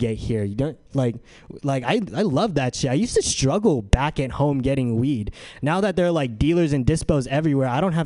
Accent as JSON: {"language": "English", "town": "San Diego", "region": "California", "country": "United States", "moved": "as an adult", "lives_now": "San Francisco, United States", "said": "I'm from San Diego. And I'm here at San Francisco so I can attend SF State"}